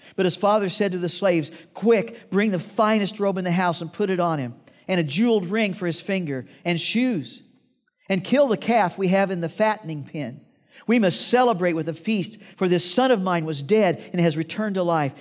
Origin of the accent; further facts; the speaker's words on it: Iowa, United States; I grew up in Iowa, and I had this job